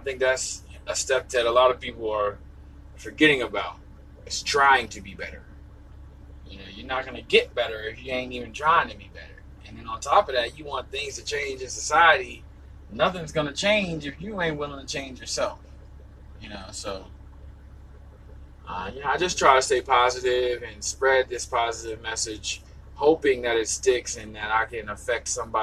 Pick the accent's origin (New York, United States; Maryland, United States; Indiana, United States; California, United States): Maryland, United States; Southern; I'm from Southern Maryland